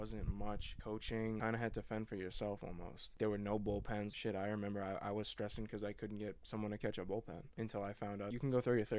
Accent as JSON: {"language": "English", "town": "Avon", "country": "United States", "said": "I'm from Avon."}